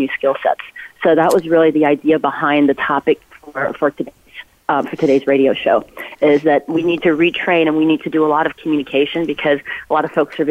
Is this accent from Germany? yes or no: yes; Ulm, Baden-Württemberg, Germany; now in West Coast, United States; Albert Einstein is from my hometown in Germany